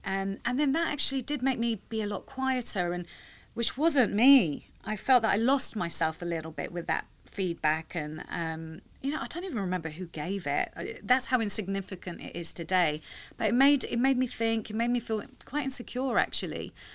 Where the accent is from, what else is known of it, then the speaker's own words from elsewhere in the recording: London, United Kingdom; I'm born and raised in London.